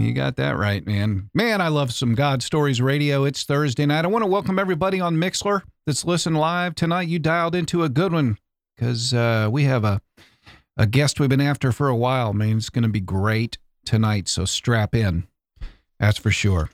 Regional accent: Boca Raton, Florida, United States; that's where I'm from, my old stomping grounds

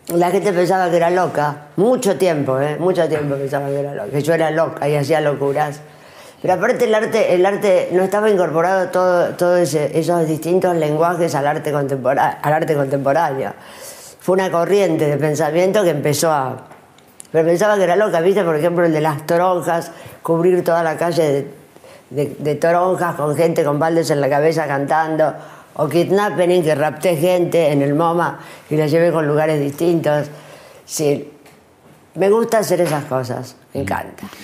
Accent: Argentina; also born or lived in New York / Paris; soy argentina

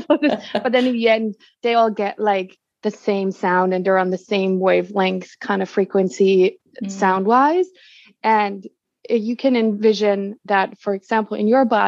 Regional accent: Germany; moved away as an adult; also born or lived in United States; I'm originally from Germany.

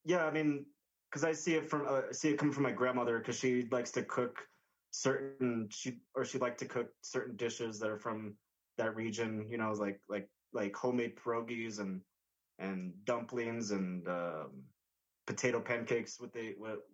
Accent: New Mexico, United States; I grew up in New Mexico

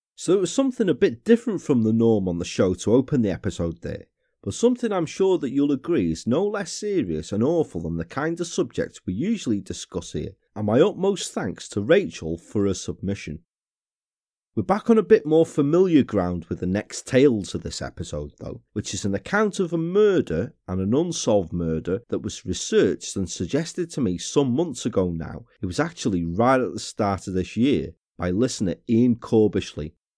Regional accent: Wrexham, Wales, United Kingdom; in my hometown of Wrexham

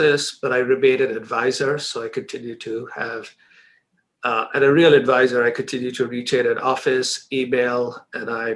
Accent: Mumbai, Maharashtra, India; moved away as an adult; also born or lived in Chicago, United States; I grew up in Bombay, India, and I spent all my first 21 years there

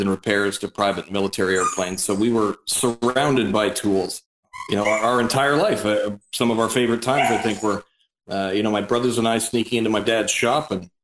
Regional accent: Norval, Ontario, Canada; I grew up north of Oakville, Ontario, in a tiny little hamlet called Norval

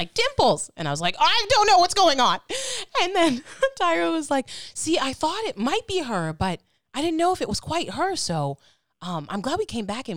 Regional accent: Ohio, United States; moved away as an adult; now in Los Angeles, United States; I go into Midwestern mode because I'm from Ohio.

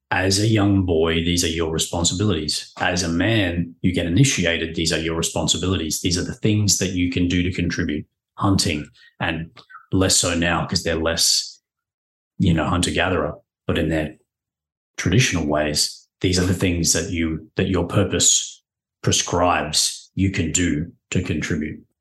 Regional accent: Papua New Guinea; I grew up in Papua New Guinea, which was a pretty cool place

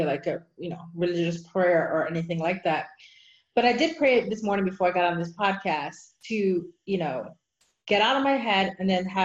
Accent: Barbados; moved away as an adult; now in United States; I grew up in Barbados, so it's the Church of England.

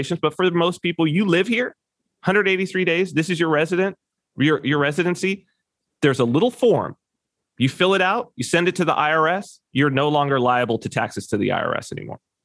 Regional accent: United States; moved away as an adult; also born or lived in California; now in Saipan, Northern Mariana Islands; as an American

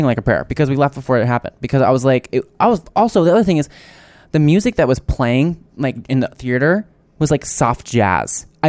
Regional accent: New Jersey, United States; I'm from New Jersey.

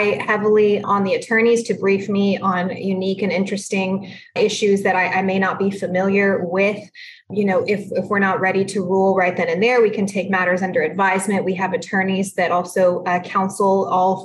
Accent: San Antonio, Texas, United States; first language Spanish; English is a second language; I'm from San Antonio. That's where I preside as a judge

